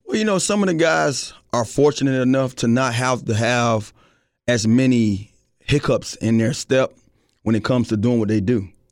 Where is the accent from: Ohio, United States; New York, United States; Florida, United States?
Florida, United States; Miami; growing up in Miami